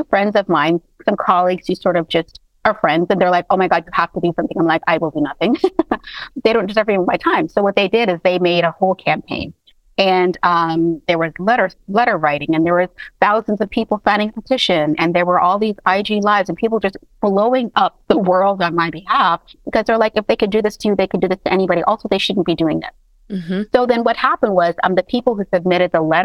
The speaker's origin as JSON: {"language": "English", "town": "Toronto", "region": "Ontario", "country": "Canada", "tie": "born or raised there", "moved": "yes", "lives_now": "United States", "said": "I was raised in Toronto, and then I moved to the United States."}